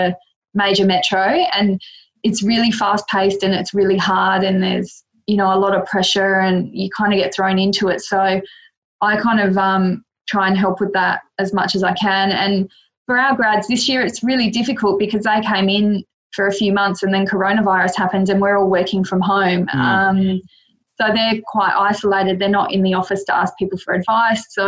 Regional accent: Adelaide, South Australia, Australia; also born or lived in Mildura, Victoria / Melbourne, Victoria; now in Queensland, Australia; moved back to Adelaide, which is my hometown originally

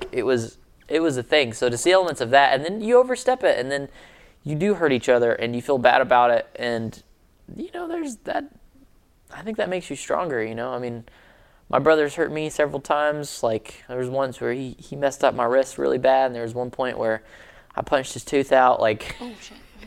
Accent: Alabama, United States; I'm from Alabama and culture moves much slower in Alabama.

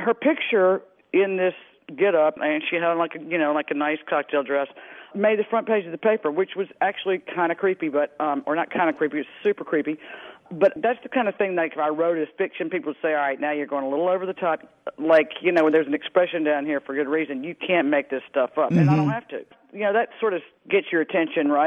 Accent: Mississippi Delta, United States; moved away; I grew up in the Mississippi Delta

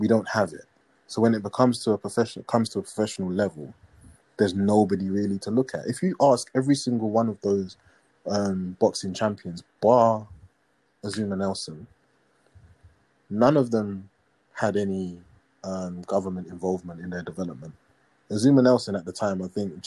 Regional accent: Ghana; as a Ghanaian

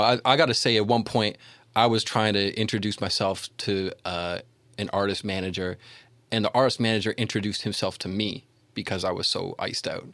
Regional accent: Toronto, Ontario, Canada

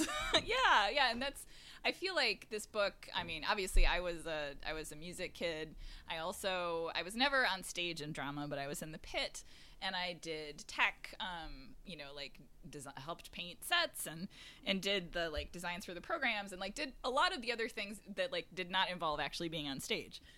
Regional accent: Syracuse, New York, United States; moved away; also born or lived in Boston; I grew up in upstate New York in Syracuse

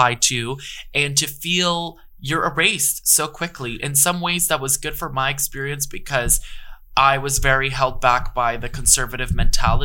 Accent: New York, United States; growing up in the Lower East Side in the 90s

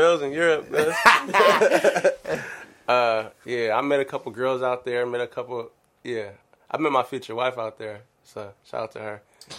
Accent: California, United States; I was from California

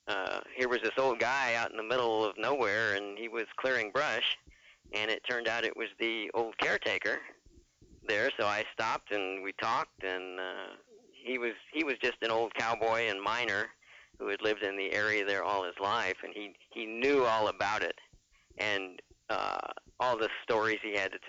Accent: Phoenix, Arizona, United States; I'm from Arizona, Phoenix area

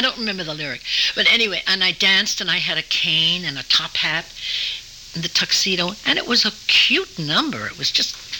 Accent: New York City, New York, United States; I was born in New York City, up off Riverside Drive in a private house.

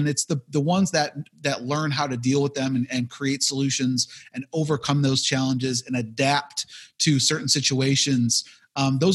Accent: Buffalo, New York, United States; I'm from Buffalo, New York

